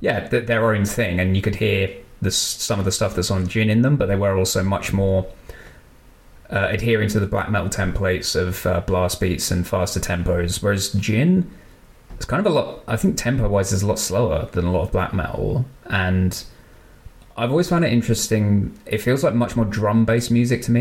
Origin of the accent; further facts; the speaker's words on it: United Kingdom; As a Brit